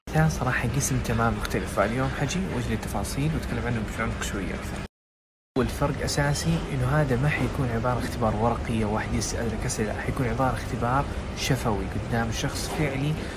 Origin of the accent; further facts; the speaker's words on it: Jeddah, Makkah Province, Saudi Arabia; أنا من جدة، I'm from جدة، in Saudi Arabia. Uh, it's a great city. I love it. I mean, I was born there. I lived there twenty years.